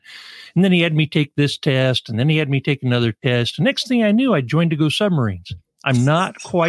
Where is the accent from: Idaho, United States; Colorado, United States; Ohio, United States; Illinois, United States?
Idaho, United States; Pocatello; I grew up in Pocatello, Idaho. I went to Pokey High School for anybody in Idaho watching.